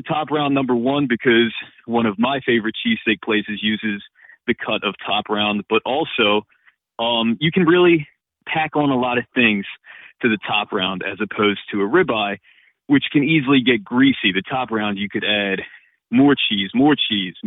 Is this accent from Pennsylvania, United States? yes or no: yes; Philadelphia, Pennsylvania, United States; being a Philadelphian, being from this area